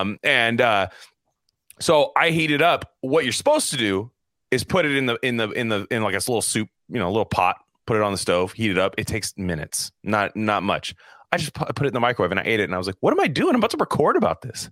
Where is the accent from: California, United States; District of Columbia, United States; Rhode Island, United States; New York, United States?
California, United States; I'm from California